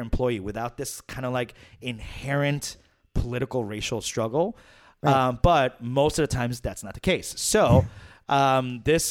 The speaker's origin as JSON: {"language": "English", "town": "New York City", "region": "New York", "country": "United States", "tie": "born or raised there", "said": "my hometown, Queens, New York City"}